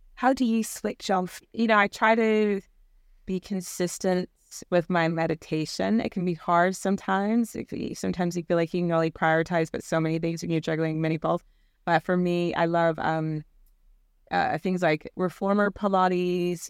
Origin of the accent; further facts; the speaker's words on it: Virginia, United States; moved away as an adult; now in United Kingdom; I grew up in the Bible Belt in Virginia.